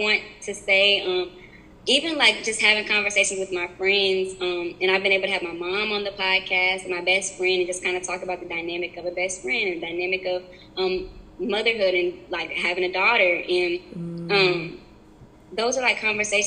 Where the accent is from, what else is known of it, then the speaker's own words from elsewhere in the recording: Marietta, Georgia, United States; growing up in Marietta